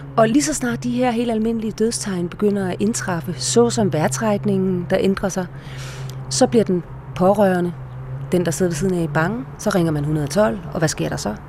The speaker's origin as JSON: {"language": "Danish", "country": "Denmark"}